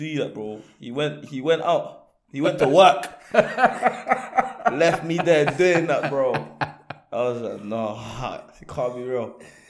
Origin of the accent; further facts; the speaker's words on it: Côte d’Ivoire; Ivory Coast.